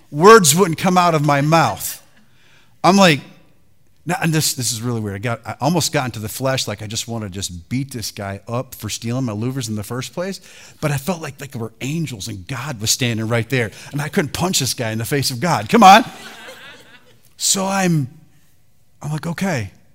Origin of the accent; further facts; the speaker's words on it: Detroit, Michigan, United States; I was raised in Detroit.